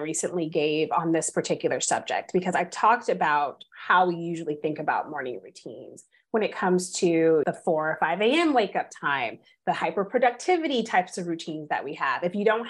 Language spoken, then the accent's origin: English; California, United States; I'm from California